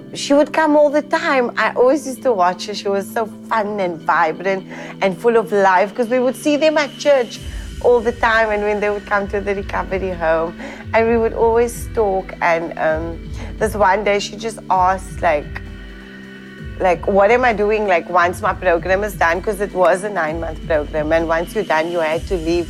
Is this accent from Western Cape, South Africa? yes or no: yes; Cape Town, Western Cape, South Africa; I'm from Cape Town, South Africa.